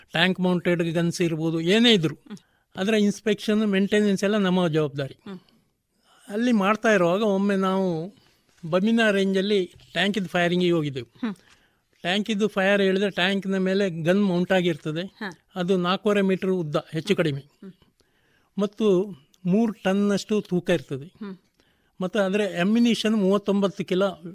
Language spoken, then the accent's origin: Kannada; Puttur, Karnataka, India; born or raised there; also born or lived in Mumbai